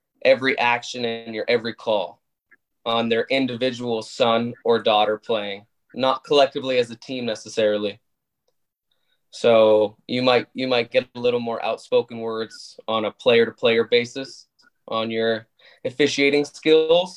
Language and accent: English; Arizona, United States; also born or lived in Canada; I'm Canadian born. But you could say American bred. I moved to the States when I was 8. So moving from hockey as a main sport to baseball in Arizona